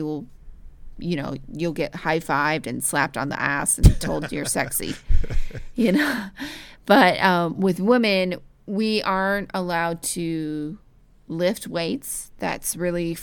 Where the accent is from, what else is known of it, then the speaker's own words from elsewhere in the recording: United States; as an American